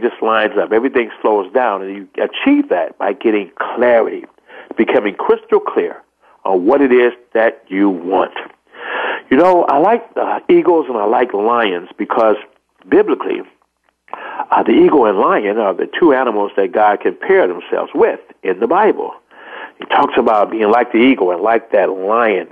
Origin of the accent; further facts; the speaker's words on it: Chicago, Illinois, United States; I'm from Chicago, Illinois